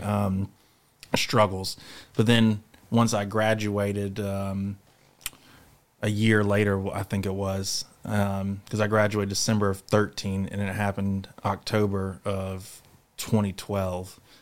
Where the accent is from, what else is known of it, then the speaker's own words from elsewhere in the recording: Charlotte, North Carolina, United States; I'm from Charlotte, North Carolina